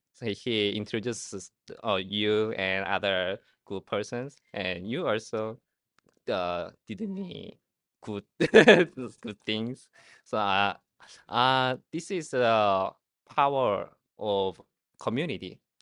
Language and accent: English; Seoul, South Korea; English is a second language; I come from Seoul, Korea